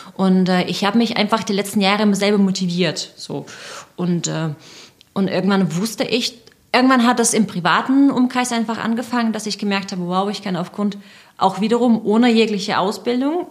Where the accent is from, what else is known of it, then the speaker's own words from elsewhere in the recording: Russia; moved away; also born or lived in Leipzig, Germany; ich bin Russin